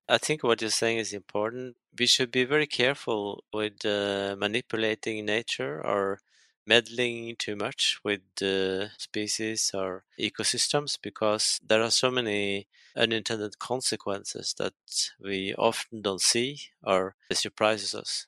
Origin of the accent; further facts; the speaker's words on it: Norway; I come from Norway. We think it's kind of innocent place